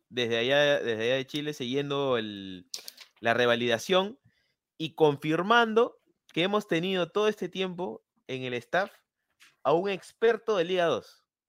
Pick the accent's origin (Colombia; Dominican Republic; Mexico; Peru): Peru; te lo digo como peruano